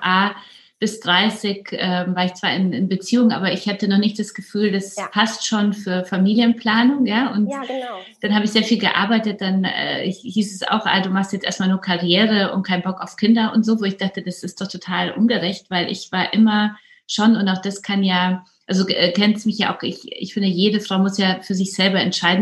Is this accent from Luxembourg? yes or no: no; Poland; now in Germany; ich komme ja aus Polen